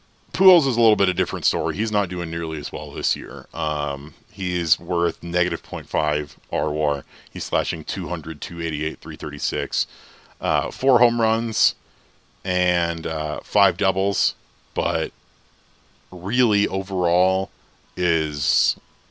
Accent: United States; as an American

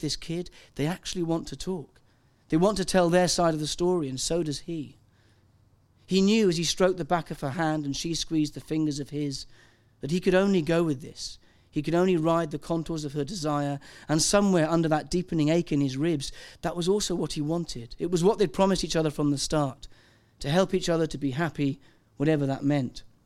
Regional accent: Wales, United Kingdom; I'm Welsh

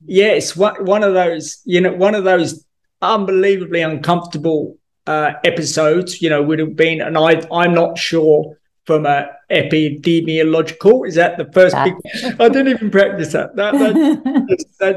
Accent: England, United Kingdom; being English

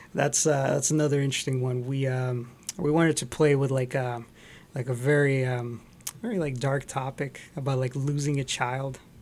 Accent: Montreal, Quebec, Canada; moved away as an adult; also born or lived in Scarborough, Toronto; now in Toronto, Canada; Actually, originally, I grew up in Montreal

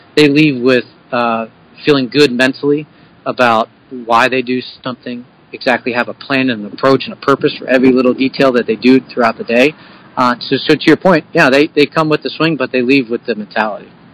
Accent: Bucks County, Pennsylvania, United States; I'm from Bucks County originally, uh, from uh, and we live in Yardley, so we don't live too far away

